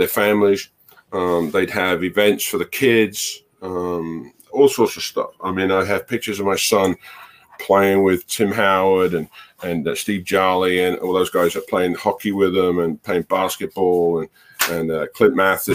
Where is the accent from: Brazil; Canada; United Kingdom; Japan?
United Kingdom; Barnet, London; now in United States; I grew up in Barnet in North London.